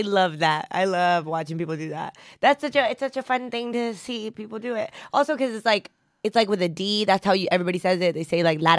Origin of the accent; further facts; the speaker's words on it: United States; accent: American; also born or lived in Argentina; My dad's Venezuelan and my mom's Mexican, and I grew up in the United States